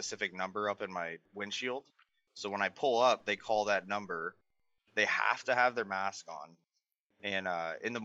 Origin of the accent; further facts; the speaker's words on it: Melbourne, Florida, United States; moved away; Melbourne is where I'm from, so I'm 30 minutes outside of Orlando.